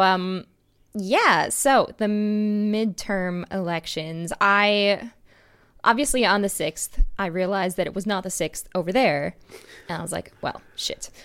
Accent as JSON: {"language": "English", "region": "Wisconsin", "country": "United States", "tie": "born or raised there", "said": "Wisconsin has a new governor, my home state"}